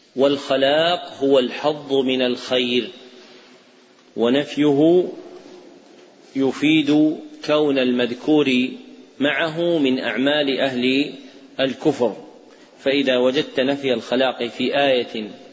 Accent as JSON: {"language": "Arabic", "country": "Saudi Arabia", "said": "عندنا في السعودية"}